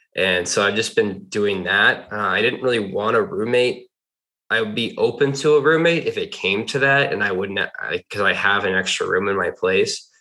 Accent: Sudbury, Massachusetts, United States; moved away as an adult; now in Austin, United States; I'm originally from the Boston, Massachusetts area, Sudbury, Massachusetts

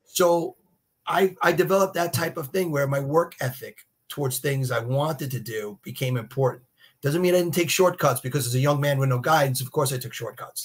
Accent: Brooklyn, Long Island, New York, United States; I was raised Jewish and we moved from Brooklyn to Long Island

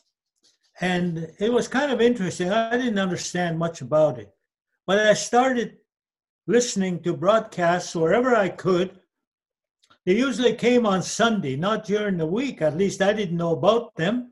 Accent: Whitefish Lake 128, Alberta, Canada; I was from Whitefish Lake 128

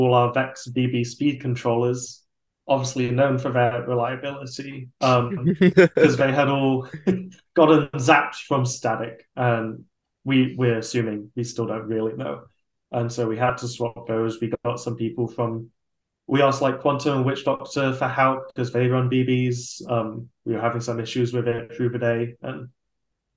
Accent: England, United Kingdom; now in United States; we watched Robot Wars growing up in England

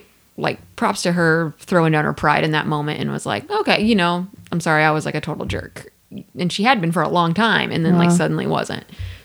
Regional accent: Midwest, United States; I'm from the Midwest. I know y'all be working 213 and out.

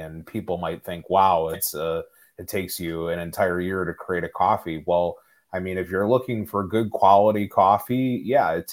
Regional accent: Chicago, Illinois, United States; I am a Chicago native. I've spent most of my life in the state of Illinois.

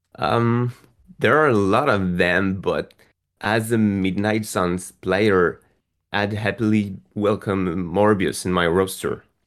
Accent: France; I'm from France

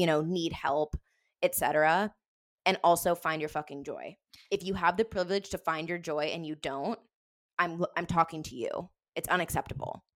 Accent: Denver, Colorado, United States; moved away as an adult; also born or lived in Wisconsin / San Diego; We were born, raised in Denver

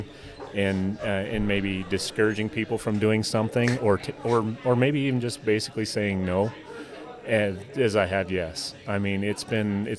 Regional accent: between Buffalo and Gillette, northeastern Wyoming, United States; moved away as an adult; also born or lived in Bozeman, Montana; now in White Sulphur Springs, United States; I grew up in Wyoming, originally northeastern Wyoming, between Buffalo and Gillette.

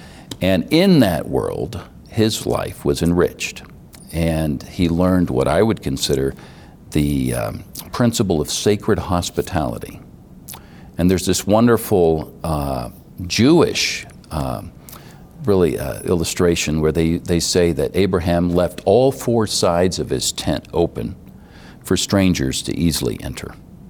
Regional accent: Senegal; also born or lived in Cairo, Egypt; Growing up in Senegal, it's kind of the heart of the arts for West Africa. It's a very flamboyant culture. And when I lived in Cairo, Egypt

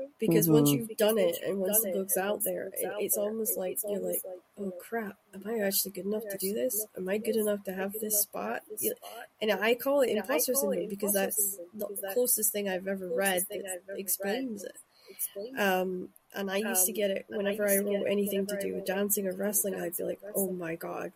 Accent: Shetland, Scotland, United Kingdom; also born or lived in Aberdeen; now in Glasgow, United Kingdom; I grew up in Shetland

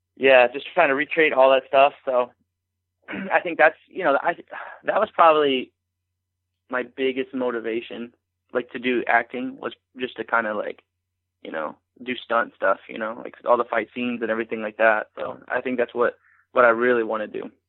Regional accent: Arcadia Valley, Missouri, United States; I grew up in Arcadia Valley, which is probably like 45 minutes south of St. Louis

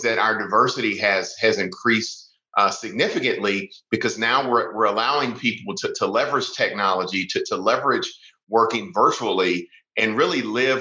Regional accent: the South, United States; also born or lived in South Carolina; now in Atlanta, United States; I'm a Southerner. I was born here in the South

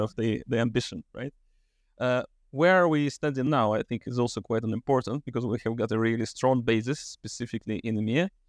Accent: Russia; moved away as an adult; also born or lived in Switzerland; Russia, which is my home country originally

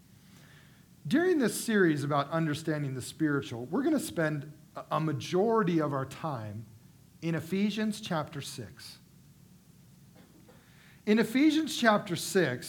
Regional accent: United States; as American people living in the wealthiest country in the world

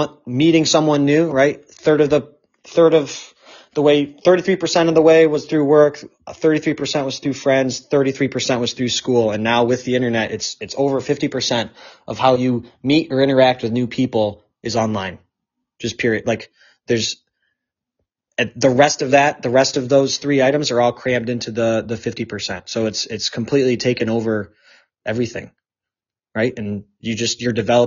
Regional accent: Michigan, United States; moved away as an adult; also born or lived in Pittsburgh, Pennsylvania; I had lived in Michigan for a long time, but didn't really do like the adult growing up in Michigan

